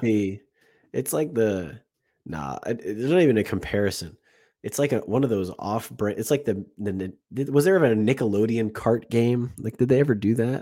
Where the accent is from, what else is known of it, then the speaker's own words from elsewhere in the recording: United States; as an American